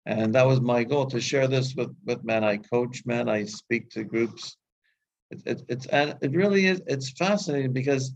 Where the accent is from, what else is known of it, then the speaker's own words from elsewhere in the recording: Canada; I grew up in Canada